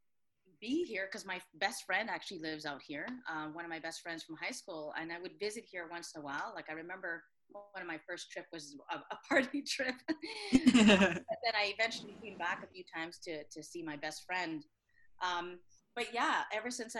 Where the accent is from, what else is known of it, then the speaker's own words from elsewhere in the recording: Vancouver, British Columbia, Canada; moved away as an adult; also born or lived in Toronto; now in Montreal, Canada; Vancouver, that doesn't count because I was not born there, but I was from there.